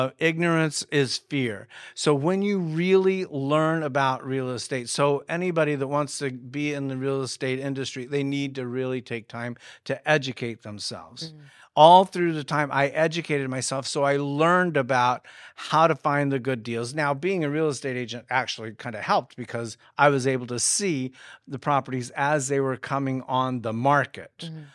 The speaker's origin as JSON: {"language": "English", "region": "Midwest", "country": "United States", "tie": "born or raised there", "said": "I'm one of six children that was born and raised in the Midwest. We lived on a 160-acre farm and did chores."}